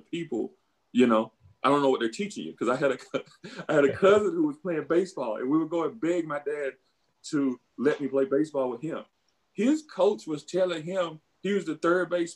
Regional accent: Beaumont, Mississippi, United States; moved away as an adult; When I was growing up, my town of Beaumont, Mississippi was about roughly 2,000 people

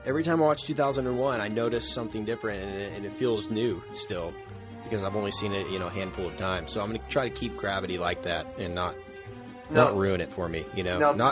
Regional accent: Texas, United States; I'm from Texas

